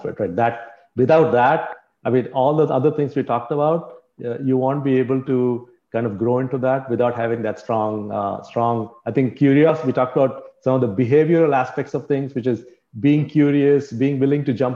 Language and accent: English; Pune, Maharashtra, India; I was born in Pune